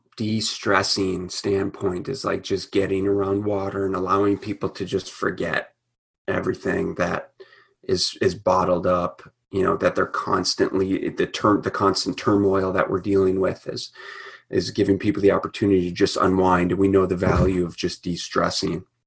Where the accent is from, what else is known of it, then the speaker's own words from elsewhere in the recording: Minnesota, United States; growing up in Minnesota.